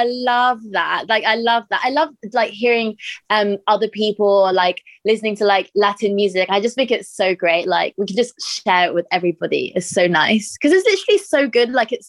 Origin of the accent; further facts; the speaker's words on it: London, United Kingdom; my family are from South America. So my mom is from Colombia and my dad is from Cuba, but I was born in London and raised here and like in West London. And so that's just like where I'm from. But yeah, I grew up here my whole life.